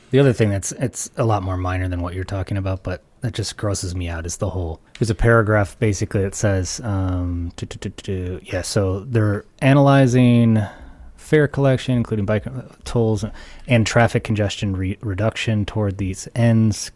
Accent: United States; as an American

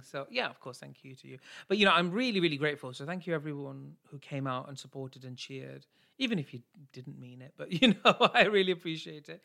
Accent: United Kingdom; I'm British Asian

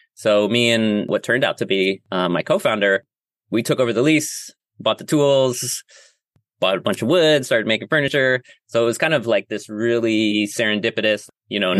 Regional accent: Rochester, New York, United States; moved away as an adult; also born or lived in San Francisco / Grass Valley; now in Hudson Valley, United States; I actually grew up in Western New York, which is like closer to Ohio than uh, New York City. But um, yeah, born and raised in Rochester, up on the Great Lake Ontario

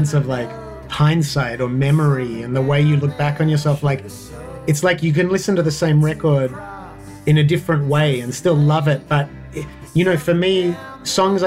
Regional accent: Australia; also born or lived in Sydney; as an Australian kind of punk kid

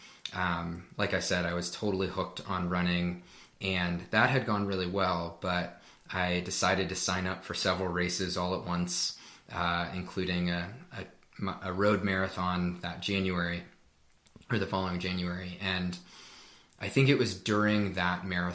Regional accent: Pittsburgh, Pennsylvania, United States; now in Colorado Springs, United States; I grew up in Pittsburgh, Pennsylvania in the U.S., and I currently live in Colorado Springs, Colorado

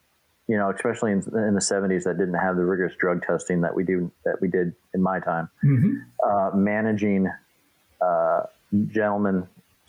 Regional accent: Seattle, Washington, United States; I am from Seattle.

